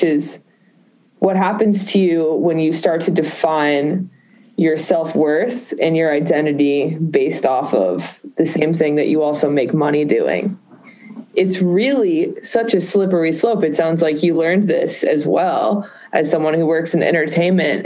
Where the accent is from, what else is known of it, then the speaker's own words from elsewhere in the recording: Boston, Massachusetts, United States; I grew up in Boston